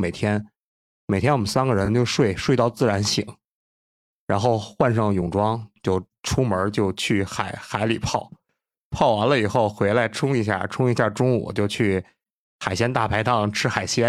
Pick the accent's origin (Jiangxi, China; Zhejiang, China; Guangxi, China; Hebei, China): Hebei, China; Tangshan; 我们唐山这边海边盛产一种蛤，叫毛蛤